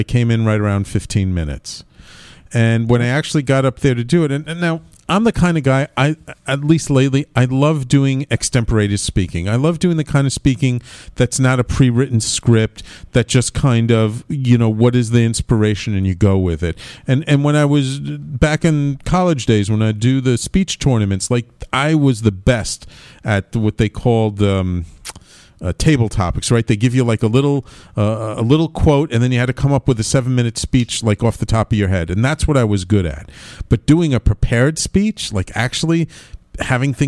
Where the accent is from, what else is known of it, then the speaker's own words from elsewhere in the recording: New York City, New York, United States; born and bred in Manhattan, grew up in the Bronx. I'm New Yorker